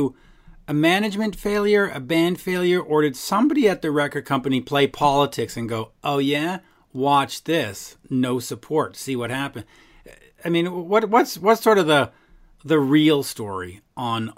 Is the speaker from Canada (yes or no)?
yes; Canada; as a Canadian who's basically a de facto American